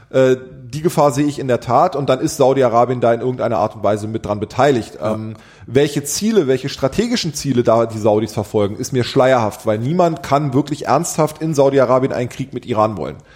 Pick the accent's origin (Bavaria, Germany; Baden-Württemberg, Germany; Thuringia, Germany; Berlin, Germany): Berlin, Germany; born there; ihr Kölner seid anders, wir Berliner, weil ja. ich bin gebürtiger Berliner.